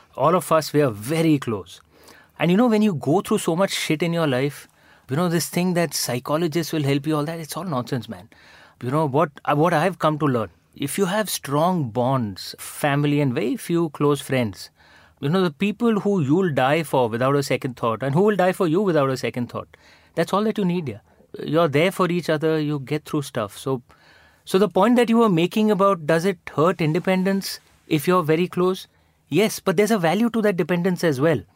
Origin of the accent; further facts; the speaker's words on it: India; moved away as an adult; now in London, United Kingdom; I'm not a, you know, foreign Indian. I'm an Indian Indian